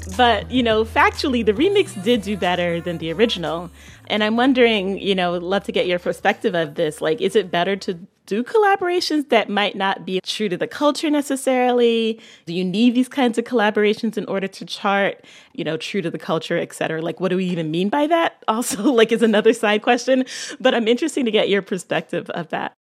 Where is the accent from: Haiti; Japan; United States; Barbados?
Barbados; I'm from Barbados